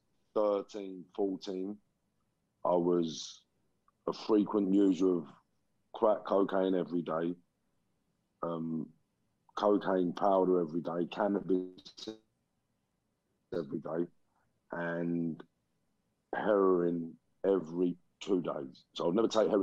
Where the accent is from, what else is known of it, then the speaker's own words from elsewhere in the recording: London, United Kingdom; also born or lived in Liverpool; I was born in Liverpool in 1972. And then my mum and dad moved to London mid-70s. So around 77, 78, they moved to London.